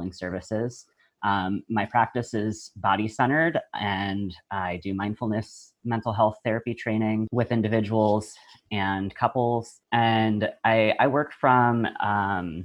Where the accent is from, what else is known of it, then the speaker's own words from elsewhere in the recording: the South, United States; I was raised in the South in a biracial family